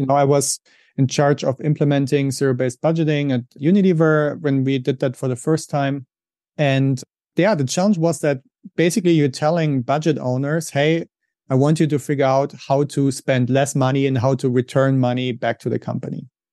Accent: Germany; English is a second language; moved away as an adult; also born or lived in Switzerland / England; now in United States; I'm originally from Germany, as you may be able to hear from my accent. That's where I grew up.

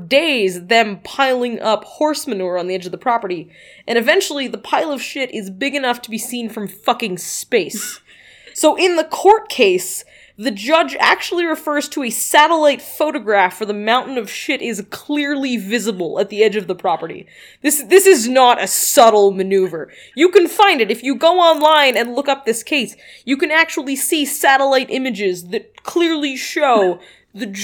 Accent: Moncton, New Brunswick, Canada; my hometown of Moncton, New Brunswick

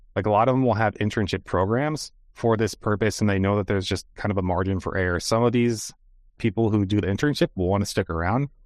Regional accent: United States; as an American

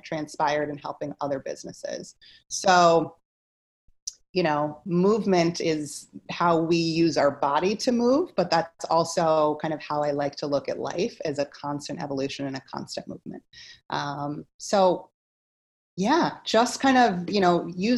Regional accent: Philadelphia, Pennsylvania, United States; also born or lived in Washington, D.C. / Germany; I hail from Philadelphia, Pennsylvania

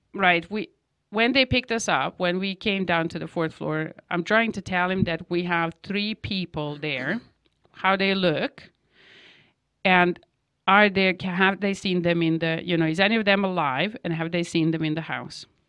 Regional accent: Novi Sad, Vojvodina, Serbia; born or raised there; English is a second language; moved away as an adult

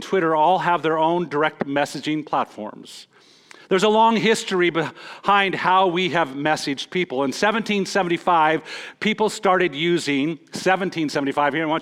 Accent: Montana, United States; moved away; I'm from Montana.

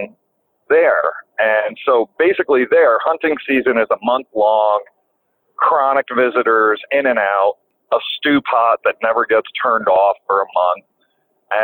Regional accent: the Catskills, Ulster County, New York, United States; also born or lived in Long Island, New York; how did we get to the Catskills? If I'm from Long Island, well, my father passed away when I was 4 years old

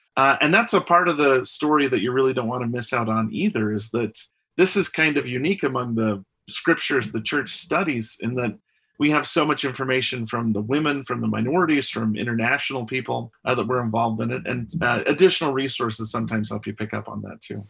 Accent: Delta, Utah, United States; also born or lived in Fort Lauderdale, Florida; now in Saratoga Springs, United States; I'm originally from Delta, Utah. Um, I live in Saratoga Springs with my family.

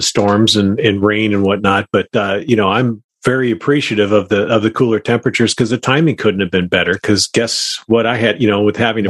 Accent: Minnesota, United States; Well, no, because I came from Minnesota, and this is, you know, right in our sweet spot of year-round temperatures.

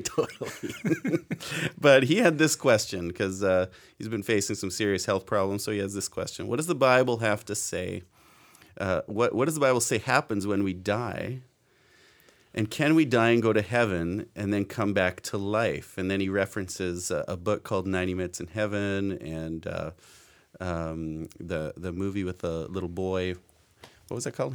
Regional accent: Abbotsford, British Columbia, Canada; I grew up here in Abbotsford and M E I, M B churches and things

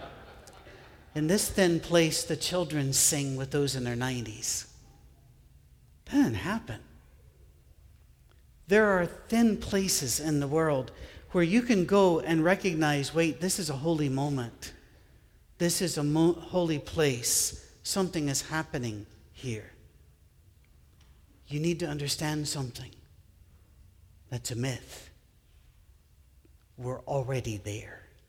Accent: United Kingdom; I'm British

